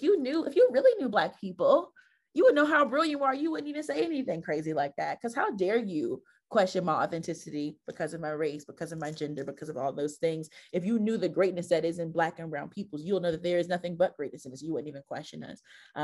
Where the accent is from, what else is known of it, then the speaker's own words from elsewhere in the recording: Newark, New Jersey, United States; also born or lived in Western Massachusetts; was born and raised in Newark. I grew up in the Weak Wake section, the South Ward, a little bit of the West Ward